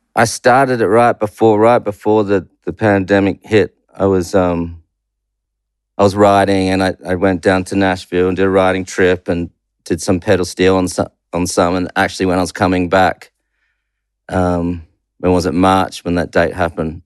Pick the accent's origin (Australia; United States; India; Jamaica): Australia; Perth, Western Australia; also born or lived in New Zealand; I mainly grew up in Perth.